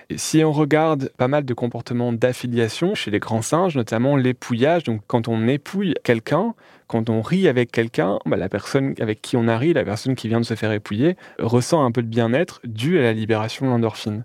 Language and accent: French; Calais, Hauts-de-France, France; à Calais, là où je suis né